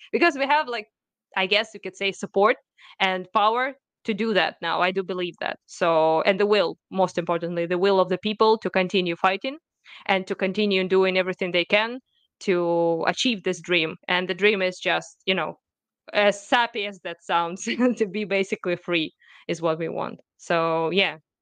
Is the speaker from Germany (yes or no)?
no; Kharkiv, Kharkiv Oblast, Ukraine; I was born in Ukraine, I was raised in Ukraine, it's my country, it's my people